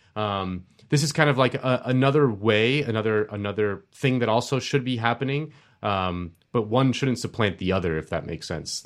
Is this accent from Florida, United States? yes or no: yes; Miami, Florida, United States; My hometown of Miami